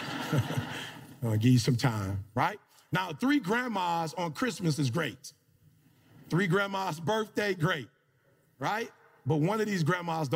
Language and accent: English; Detroit, Michigan, United States; moved away as an adult; I grew up in Detroit, Michigan